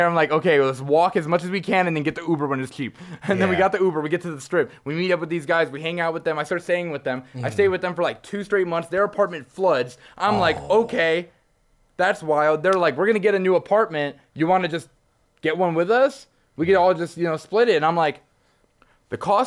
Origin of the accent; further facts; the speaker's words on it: New Jersey, United States; moved away as an adult; now in Las Vegas, United States; I was born and raised in New Jersey